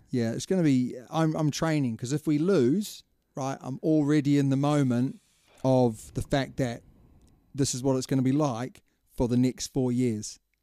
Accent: New Zealand; as a Kiwi

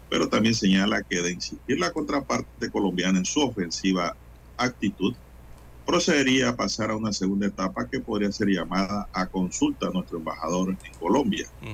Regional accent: Panama; Nosotros como panameños

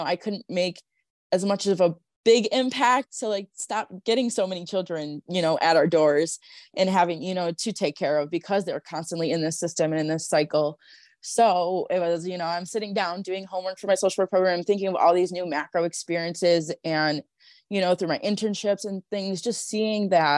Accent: Buffalo, New York, United States; growing up in Buffalo

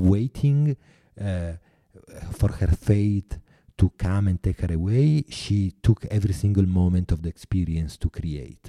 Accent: Italy; accent: Italian; English is a second language

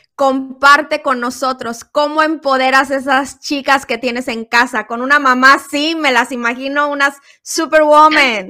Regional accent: Guerrero, Mexico; now in United States; mi país, México, siempre pensando en México, en Guerrero, mi tierra

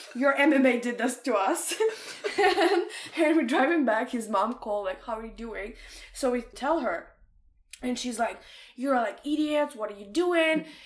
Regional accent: Ukraine; English is a second language; moved away as an adult; now in Canada; I'm in Ukraine. I'm in university. I'm like maybe like 17 years old

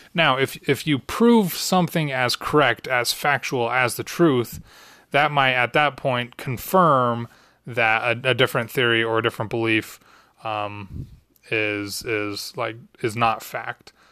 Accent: Utah, United States; Growing up in Utah

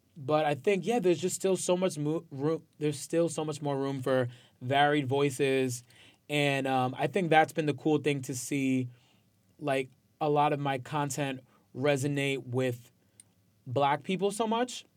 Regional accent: Port Chester, New York, United States; also born or lived in Bronx, New York; I was raised in Westchester

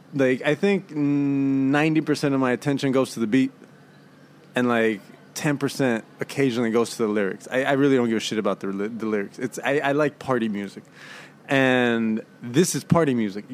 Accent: Oakland, California, United States; I'm from Oaktown, East Oakland

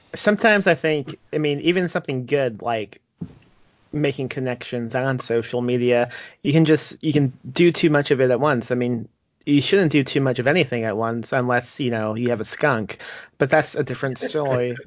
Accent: Indiana, United States; moved away as an adult; also born or lived in Texas; now in San Antonio area, Texas, United States; I'm from Indiana, and I moved to Texas when I was 18.

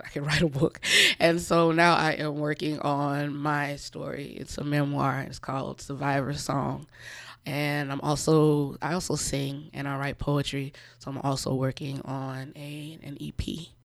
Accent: Orangeburg, South Carolina, United States; moved away as an adult; also born or lived in Columbia, South Carolina / Chicago; I am from Orangeburg. I grew up here, graduated from Orangeburg-Wilkinson in ninety-four.

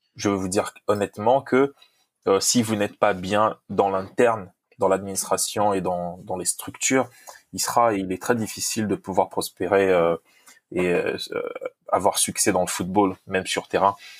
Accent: DR Congo; first language Lingala; French is a second language; now in United States; je suis de, du, je suis Congo

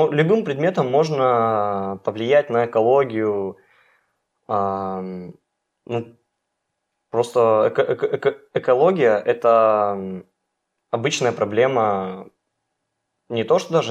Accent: Melnitsa, Irkutsk Oblast, Russia; А, нет, а, я из Нижнеудинского района, села Мельница.

